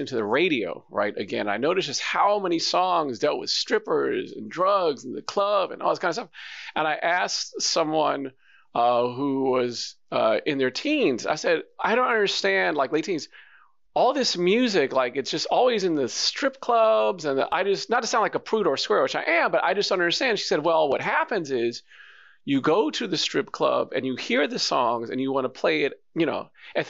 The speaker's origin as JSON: {"language": "English", "region": "New York", "country": "United States", "said": "But I'm from New York."}